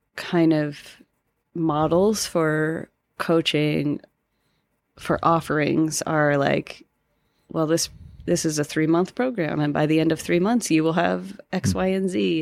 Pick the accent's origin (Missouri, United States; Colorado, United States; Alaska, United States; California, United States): Colorado, United States; Denver; I'm from Colorado, currently live in Colorado still. Um, from Denver and have always lived here